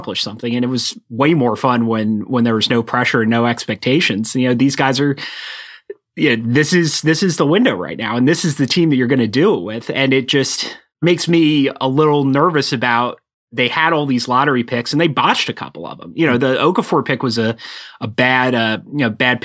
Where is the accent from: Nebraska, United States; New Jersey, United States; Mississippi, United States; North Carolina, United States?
New Jersey, United States; I'm not from Philadelphia. I'm from the suburbs. Yeah, we're a little more laid back in South Jersey.